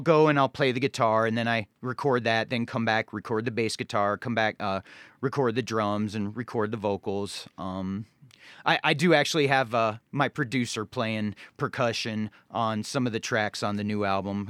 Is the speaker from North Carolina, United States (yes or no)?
yes; Charlotte, North Carolina, United States; also born or lived in Ohio; growing up in, in Charlotte, North Carolina